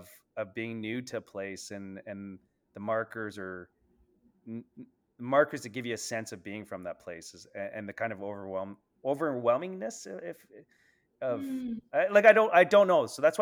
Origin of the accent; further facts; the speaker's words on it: Northern Ontario, Canada; But I grew up in Northern Ontario, and you kind of just, it was your neighborhood.